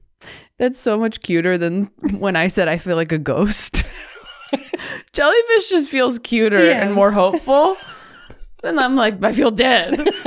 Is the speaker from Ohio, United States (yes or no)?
yes; Hartville, Ohio, United States; now in New York City, United States; I grew up in Ohio, about 1/2 hour from Louisville, in a small town called Hartville.